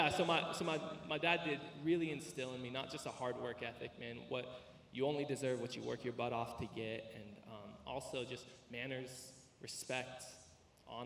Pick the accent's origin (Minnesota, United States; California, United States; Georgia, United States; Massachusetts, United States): California, United States; Riverside; also born or lived in East Los Angeles; I was born in East LA, and I was raised in East Riverside